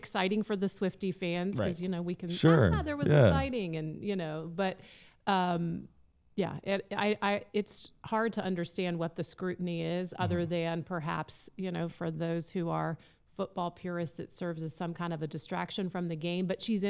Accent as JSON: {"language": "English", "town": "San Francisco", "region": "California", "country": "United States", "tie": "born there", "said": "I was born in San Francisco, so I would feel compelled."}